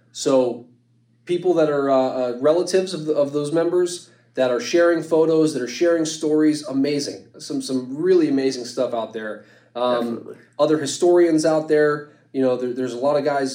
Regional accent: Youngstown, Ohio, United States; I'm from Youngstown, I'm from this area

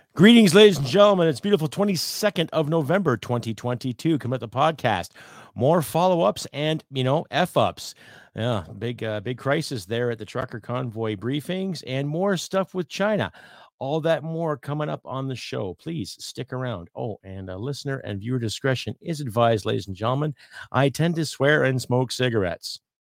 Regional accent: Canada; being a Canadian living in Canada.

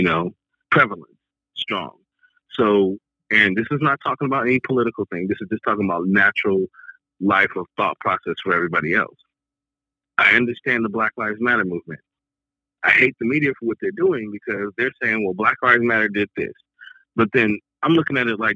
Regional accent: Long Beach, California, United States; I'm from Long Beach, California

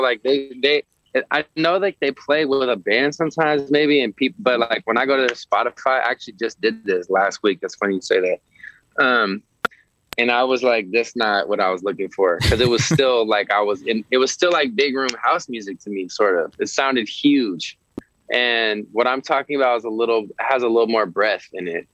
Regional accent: San Francisco, California, United States; now in Los Angeles, United States; I'm I'm from San Francisco

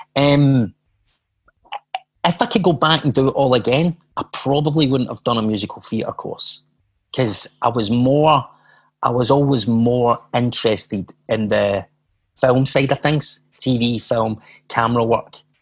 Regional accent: Glasgow, Scotland, United Kingdom; I was born in Glasgow, as you can hear from my accent.

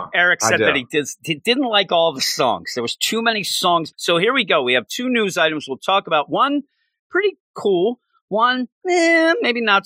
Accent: Philadelphia, Pennsylvania, United States; we're from the Philadelphia area.

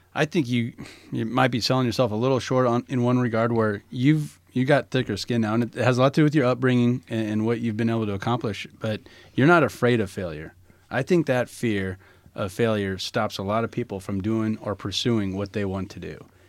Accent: Northeast Nebraska, United States; I'm from Northeast Nebraska

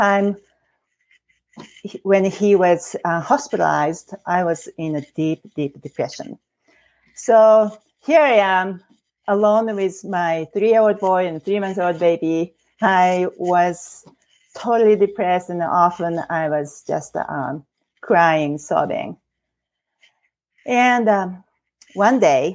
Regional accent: Japan; English is a second language; moved away as an adult; now in Oregon, United States; I couldn't find a job as a Japanese, native Japanese. I am now American citizen, and but with my language barrier

